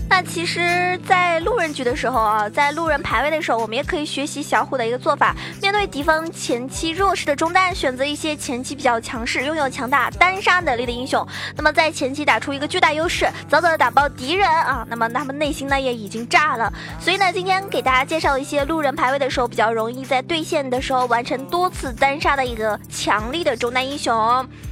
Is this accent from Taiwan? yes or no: no; China; 依旧作为中国人